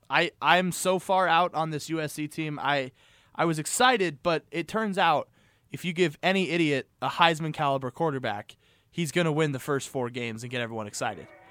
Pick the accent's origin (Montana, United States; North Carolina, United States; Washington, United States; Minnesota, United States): Montana, United States; Missoula; growing up in Missoula, in the Missoula County public school